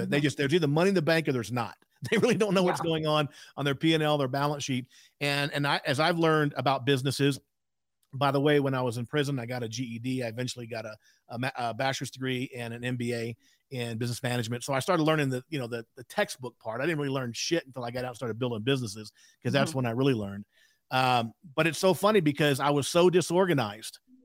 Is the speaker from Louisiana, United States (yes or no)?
yes; South Louisiana, United States; I was raised in South Louisiana